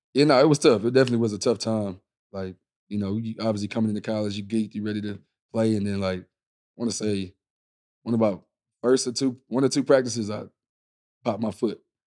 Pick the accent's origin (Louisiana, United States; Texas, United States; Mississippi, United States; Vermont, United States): Texas, United States; Houston; I grew up in Houston